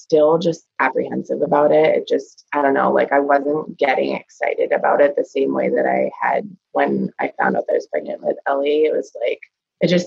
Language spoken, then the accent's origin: English; Rochester, New Hampshire, United States; I am from Rochester, New Hampshire. I live here with my husband and our two daughters.